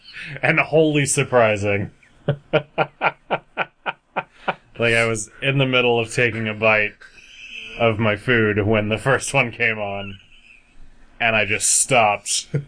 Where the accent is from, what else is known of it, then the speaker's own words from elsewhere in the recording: United States; I'm an American.